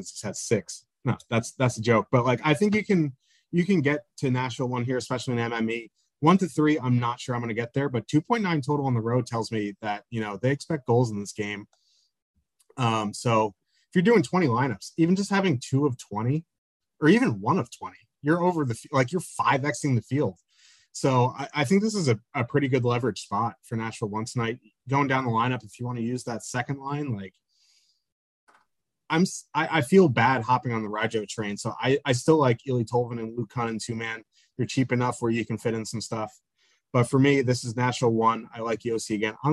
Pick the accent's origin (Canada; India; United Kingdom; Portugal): Canada; I am Canadian, so no comment. I, I, live in New Jersey.